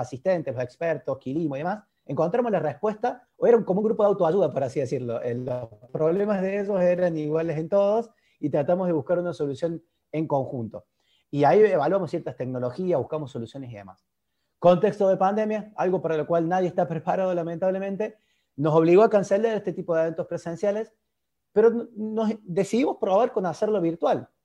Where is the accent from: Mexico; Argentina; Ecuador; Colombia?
Argentina; accent: Argentine; como se habrán dado cuenta por mi tonado, por mi dialecto, soy argentino.